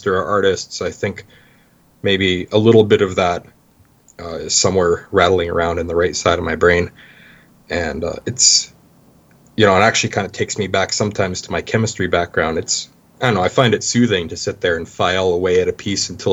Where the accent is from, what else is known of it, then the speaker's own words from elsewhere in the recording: Medicine Hat, Alberta, Canada; moved away as an adult; now in Gwangju, South Korea; I'm from Medicine Hat